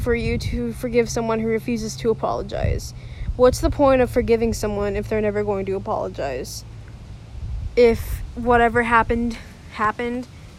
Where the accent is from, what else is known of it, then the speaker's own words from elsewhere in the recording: Oklahoma City, Oklahoma, United States; born there; now in Texas, United States; I was not born in Bethany. Who told me I was born in Bethany? I was born in Oklahoma City.